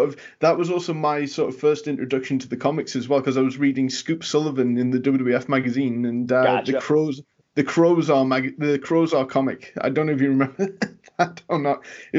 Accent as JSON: {"language": "English", "town": "Newcastle upon Tyne", "region": "North East England", "country": "United Kingdom", "lives_now": "United States", "said": "my accent over time has kind of been softened and flattened a little because I need Americans to understand me. Because otherwise, I'm basically from the same city as Pac. And you know how strong his accent is. Yeah, Newcastle."}